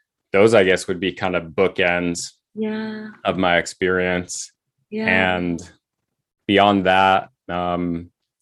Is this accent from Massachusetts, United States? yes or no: yes; Massachusetts, United States; moved away as an adult; also born or lived in Seattle, Washington / New England; now in Portland, United States; I was born in Massachusetts and just kind of went to school and college mm-hmm. and grad school